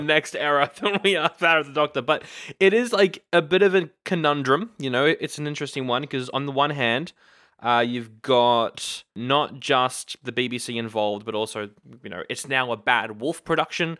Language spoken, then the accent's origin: English; Australia; We are Aussie nerds